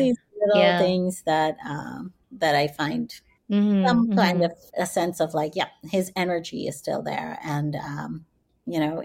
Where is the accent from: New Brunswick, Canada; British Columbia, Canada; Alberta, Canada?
Alberta, Canada; Calgary; also born or lived in Oklahoma; now in New York, United States; here I was in my hometown of Calgary